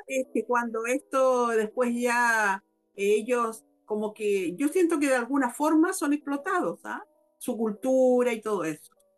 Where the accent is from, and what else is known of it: Chile